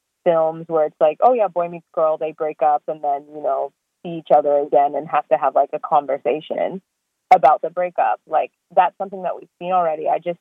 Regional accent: South Africa; also born or lived in Swaziland / Australia; now in Canada; I was born in Swaziland and grew up in South Africa and Australia and then moved to Canada.

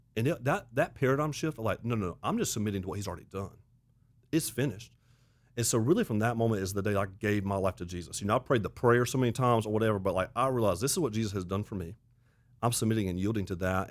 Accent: Auburn, Alabama, United States; now in South Carolina, United States; I grew up in the South, grew up in Auburn, Alabama

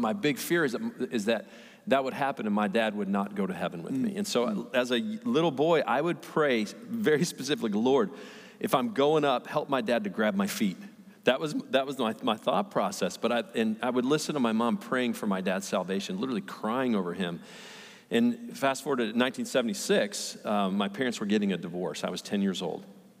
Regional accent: Redford, Michigan, United States; I grew up right outside Detroit, Michigan, little tiny city, Redford. I lived in a little tiny house

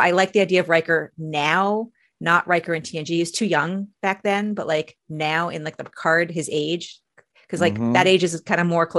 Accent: Alaska, United States; One a Canadian. I'm from Alaska.

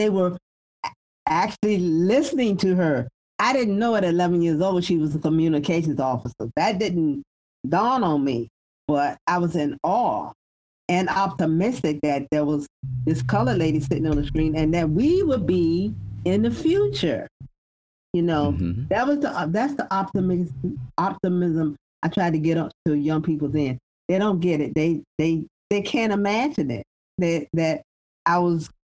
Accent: the South, United States; I was born and raised in the South

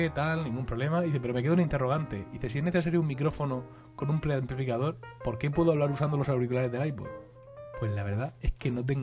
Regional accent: Spain; como soy español de pura cepa, voy a empezar criticando, que para eso es nuestro deporte nacional por excelencia.

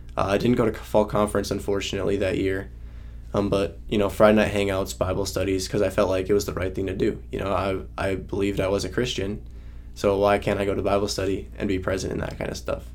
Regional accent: Northeast Wisconsin, United States; moved away as an adult; I'm from Wisconsin, Northeast Wisconsin, uh, and I grew up in a in a loving home

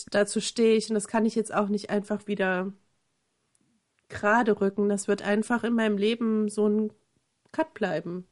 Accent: eastern Germany, Germany; ich komme ja nun aus dem Osten

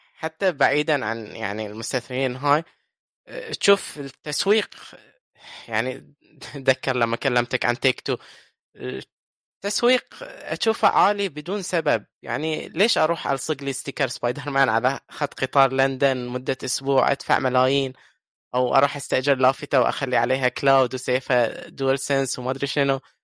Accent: Bahrain; عندنا في البحرين

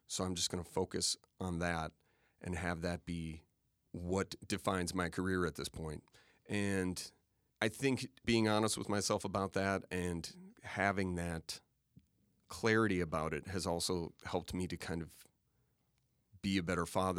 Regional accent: Waukesha, Wisconsin, United States; I grew up in Waukesha

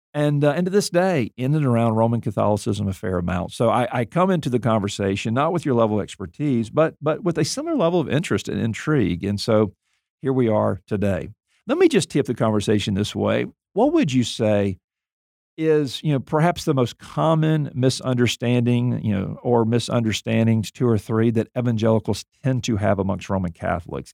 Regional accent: Mobile, Alabama, United States; I grew up in Mobile, Alabama.

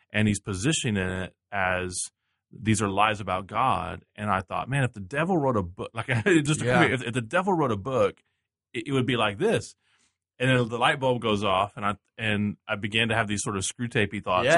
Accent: Texas, United States; I grew up in Texas

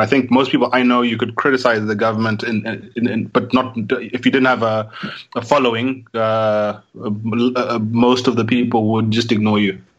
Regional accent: Zimbabwe

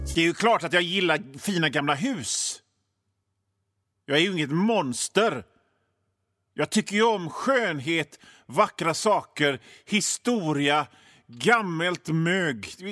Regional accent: Gothenburg, Västra Götaland, Sweden; För ni hör ju det på mitt sätt att prata, min dialekt. Jag är från Göteborg, jag bor i Göteborg.

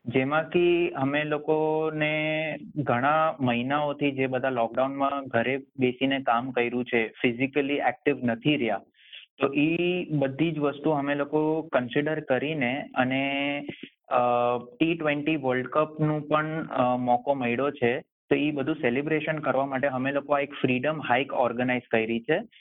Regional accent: India; now in Sydney, Australia; હું ઇન્ડિયન છું

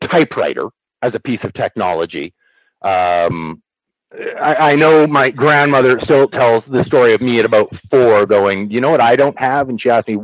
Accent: Canada; I actually had to take French in class, because being Canadian, that's just one of the things we have to do.

